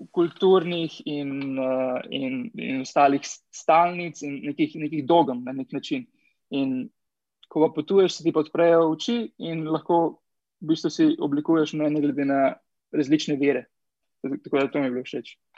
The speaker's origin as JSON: {"language": "Slovenian", "country": "Slovenia", "moved": "as an adult", "lives_now": "Chile", "said": "sem enkrat šel iz Slovenije"}